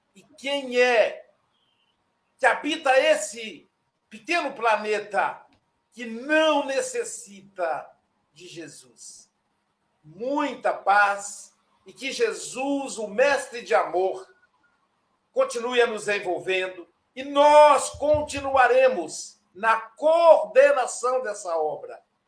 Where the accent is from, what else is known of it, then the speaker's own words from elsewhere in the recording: Brazil; diretamente da cidade de Mulhaé, minha terra natal